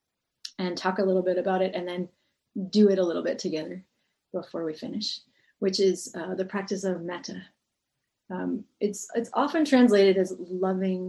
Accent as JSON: {"language": "English", "region": "New England", "country": "United States", "tie": "born or raised there", "said": "I grew up in New England"}